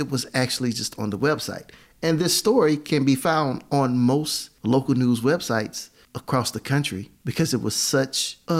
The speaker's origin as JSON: {"language": "English", "town": "Beaumont", "region": "Texas", "country": "United States", "said": "I'm from Beaumont, Texas."}